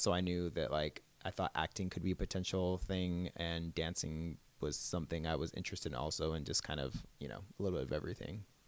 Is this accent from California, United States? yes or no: yes; Southern California, United States; also born or lived in Orange County / Los Angeles; I am from California, so I've, Southern California my whole life pretty much